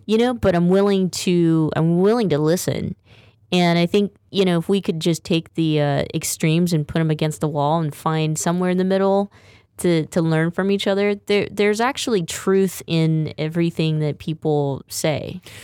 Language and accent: English; Stockton, California, United States; growing up in Stockton